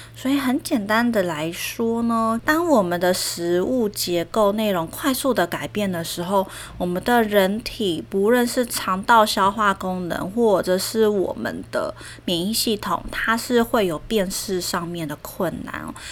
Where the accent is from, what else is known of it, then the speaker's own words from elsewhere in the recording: Taiwan; 我们台湾人